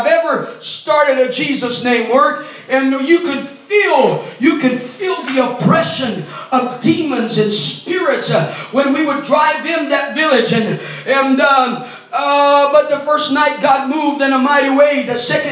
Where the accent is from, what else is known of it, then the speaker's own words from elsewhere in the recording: Brazil; first language Portuguese; English is a second language; I was born in Brazil, so my daddy speaks Spanish, my mama speaks English, and I was born in a Portuguese-speaking country